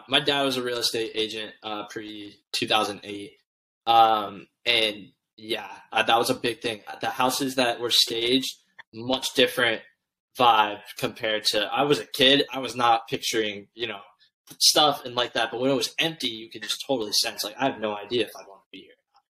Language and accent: English; St. Augustine, Florida, United States; moved away; we grew up in St. Augustine